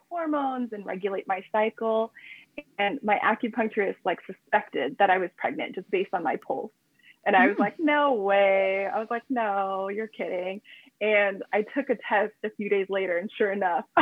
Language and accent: English; California, United States; moved away as an adult; now in Japan; we're both from California, we're both Americans